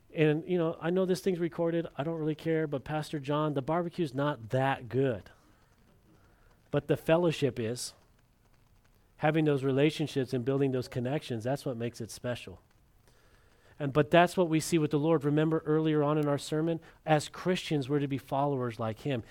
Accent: California, United States; moved away; my brother and I, when we were growing up in California

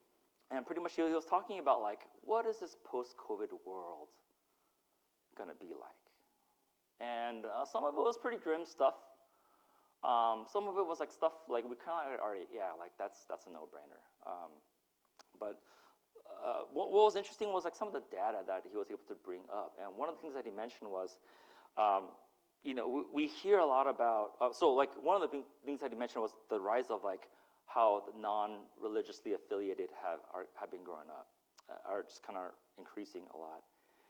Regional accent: Utah, United States; also born or lived in Mississippi; And I grew up in Utah and Mississippi my first 5 years, and so that was my worldview. And so to be unplugged from that and then plopped into the motherland, Korea, it was such a culture shock for me.

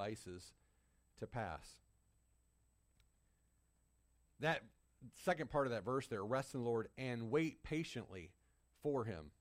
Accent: Michigan, United States; When I was growing up in Michigan, we lived out in the country

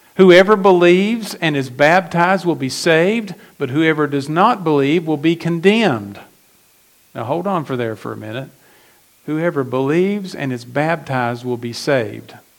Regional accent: McDowell County, West Virginia, United States; I was, I was born in McDowell County, West Virginia

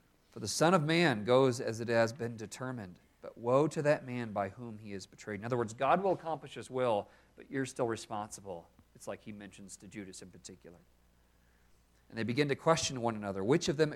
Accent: Maine, United States; I grew up in Maine

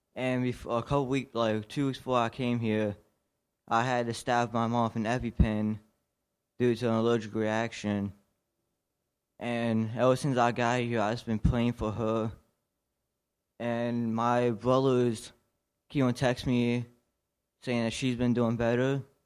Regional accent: Washington County, Maryland, United States; I'm from Washington County, Maryland

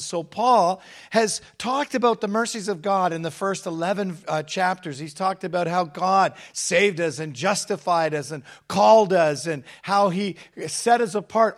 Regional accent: England, United Kingdom; now in Hamilton, Canada; I'm British. I was born in England.

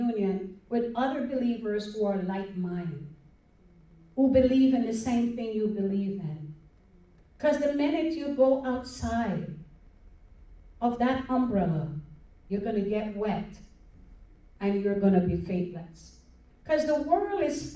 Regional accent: New York, United States; moved away; also born or lived in Broward County, Florida; I'm a New Yorker.

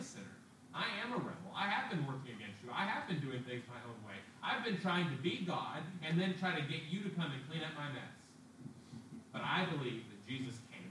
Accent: United States; As American citizens

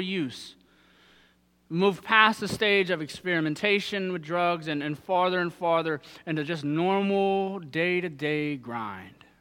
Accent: Southern Ohio, United States; moved away; I'm from Southern Ohio

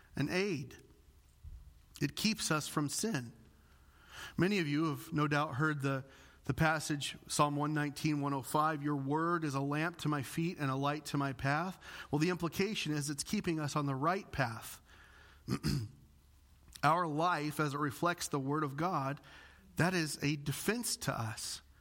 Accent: Illinois, United States; moved away; I'm from the Bible Belt. Literally every family in my area of Illinois has at least one pastor in the family

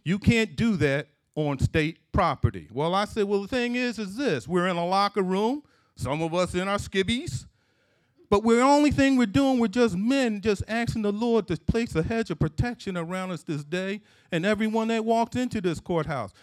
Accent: Philadelphia, Pennsylvania, United States; Growing up in Philadelphia, in, in, in, in my parents' house

